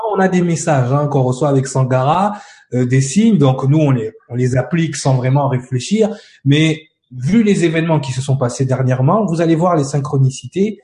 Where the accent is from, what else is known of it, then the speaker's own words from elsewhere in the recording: France; en tant que Français